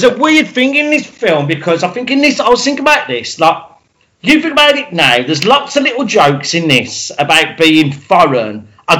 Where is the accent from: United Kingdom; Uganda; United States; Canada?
United Kingdom; being a British person